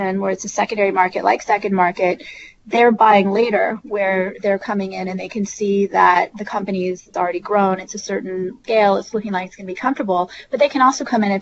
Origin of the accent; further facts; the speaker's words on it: Silicon Valley, California, United States; So I'm originally from Silicon Valley. And so I grew up in the land of the venture capitalists